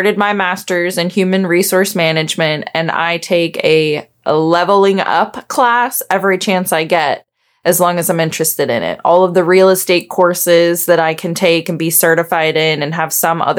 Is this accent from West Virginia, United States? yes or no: yes; Backwoods, West Virginia, United States; I grew up in Backwoods, West Virginia. My parents currently have 60 acres in West Virginia.